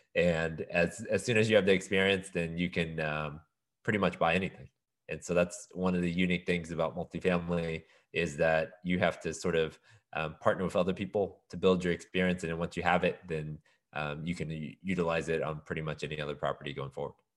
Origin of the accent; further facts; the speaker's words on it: Houston, Texas, United States; also born or lived in Austin; I was born and raised in Houston.